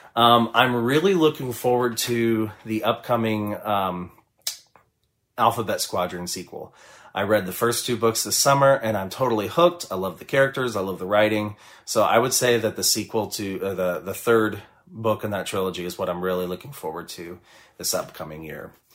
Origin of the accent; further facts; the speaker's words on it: Kansas City, Missouri, United States; I am from Kansas City, Missouri